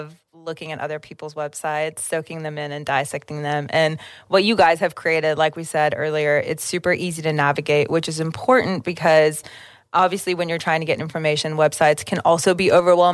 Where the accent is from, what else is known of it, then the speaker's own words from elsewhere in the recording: Oklahoma, United States; We ride hard for our state and it's cool to say, yeah, I'm from Oklahoma